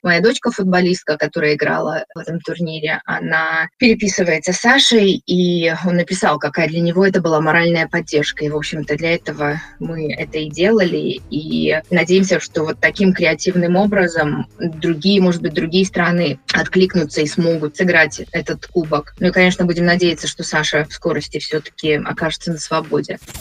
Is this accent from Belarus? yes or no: yes; Minsk, Belarus; now in Scotland, United Kingdom; Я родом из Минска, Э, уехала очень давно